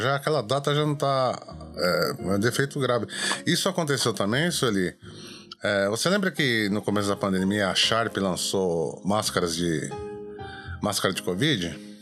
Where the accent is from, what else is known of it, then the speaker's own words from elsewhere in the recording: Brazil; now in Japan; a gente, enquanto brasileiro